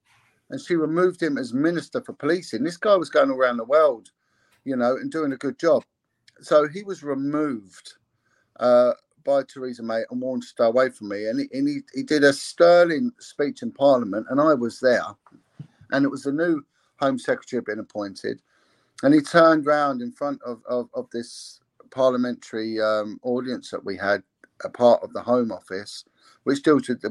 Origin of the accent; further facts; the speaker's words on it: England, United Kingdom; I'm English